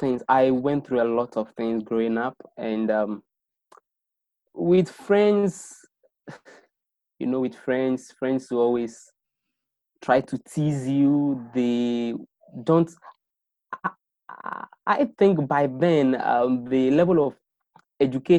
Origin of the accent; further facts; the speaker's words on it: Accra, Greater Accra, Ghana; I was born in Accra, and then I've lived in Accra all my life